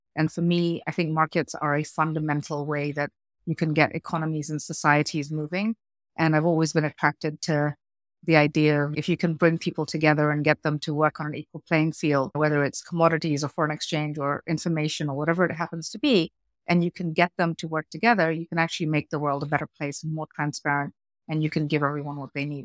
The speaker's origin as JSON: {"language": "English", "country": "Kenya", "tie": "born or raised there", "also_born_or_lived": "United Kingdom / South Africa / United States", "moved": "as an adult", "said": "I grew up in Kenya, third generation Indian immigrant into Kenya"}